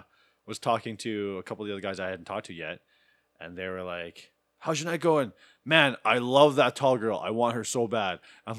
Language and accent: English; Sherwood Park, Alberta, Canada; Because I told her that I grew up in a white suburban neighborhood. I grew up in Sherwood Park. I was surrounded by white girls my whole life.